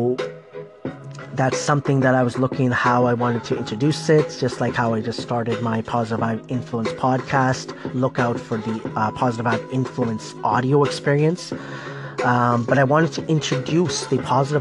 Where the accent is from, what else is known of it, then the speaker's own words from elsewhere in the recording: Toronto, Ontario, Canada; I was born in Scarborough, Ontario, many, many years ago